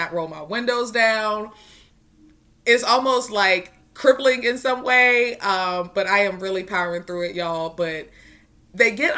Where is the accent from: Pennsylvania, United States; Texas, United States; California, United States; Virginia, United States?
Virginia, United States; Roanoke; I'm from Roanoke